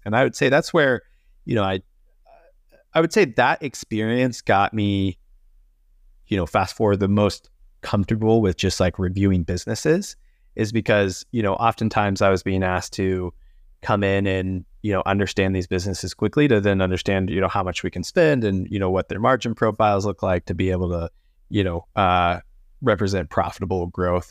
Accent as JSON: {"language": "English", "region": "Missouri", "country": "United States", "tie": "born or raised there", "also_born_or_lived": "West Palm Beach, Florida", "moved": "as an adult", "said": "I grew up in Missouri, so I'm a, a Midwestern boy"}